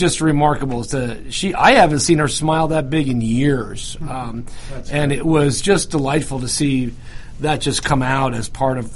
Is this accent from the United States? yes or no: yes; New York, United States; moved away as an adult; also born or lived in Utah; now in Georgia, United States; I grew up in New York